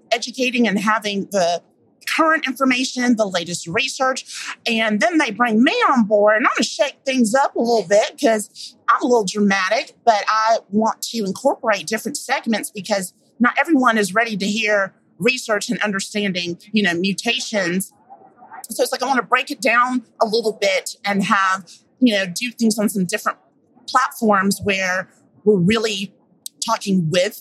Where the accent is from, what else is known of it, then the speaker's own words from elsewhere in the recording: Atlanta, Georgia, United States; my hometown of Atlanta, Georgia